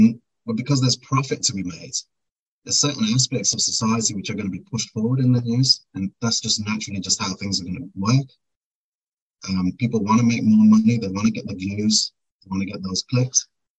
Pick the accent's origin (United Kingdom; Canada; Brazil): United Kingdom; I'm born and raised in Britain. Let me start off with this. And my parents are from India.